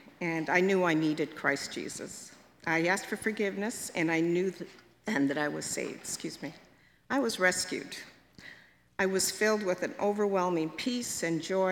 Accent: Hamilton, Ontario, Canada; I was born in Hamilton and lived here all my life.

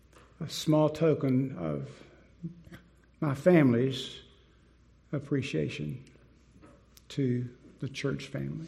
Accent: Winston-Salem, North Carolina, United States; moved away as an adult; also born or lived in Dallas, Texas; now in Wake County, North Carolina, United States; I grew up in Winston-Salem, went to college there

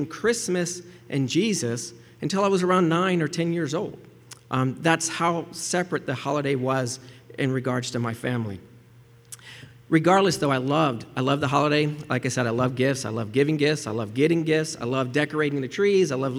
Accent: Gulf Coast, Central Florida, United States; I grew up in Central Florida, on the West Coast, along the Gulf Coast of Florida

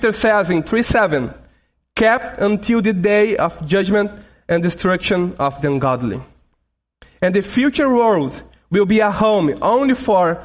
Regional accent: Brazil; first language Portuguese; English is a second language; Portuguese, my mother language. I and my family, we are from Brazil, so we speak Portuguese

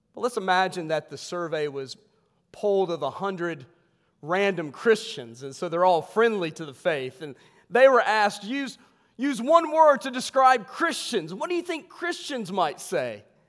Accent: West Virginia, United States; I'm from West Virginia.

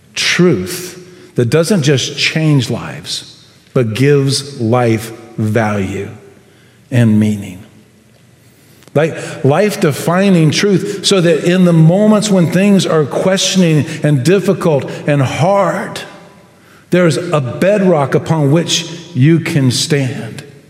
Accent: United States; I love being American

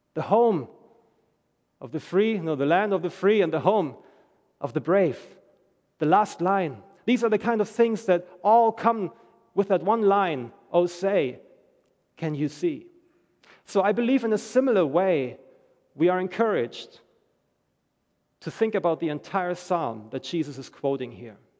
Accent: Germany; moved away as an adult; I'm from Germany. I'm reading the news every day about my home country

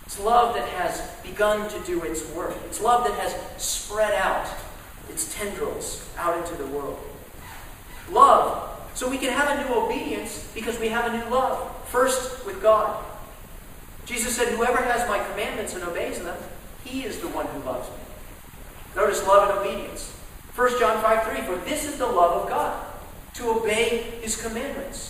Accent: Dallas, Texas, United States; growing up in Dallas, Texas

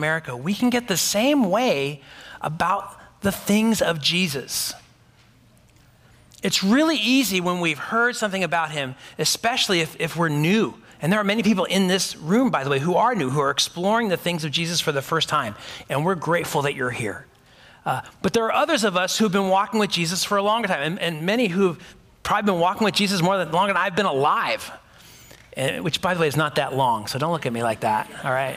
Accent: United States; That's just how American I am. I'm so American, right?

